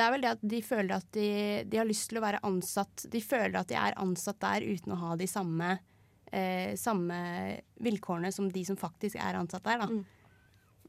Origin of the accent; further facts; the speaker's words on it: Lørenskog, Akershus, Norway; now in Trondheim, Norway; Er egentlig fra Lørenskog, men nå er jeg her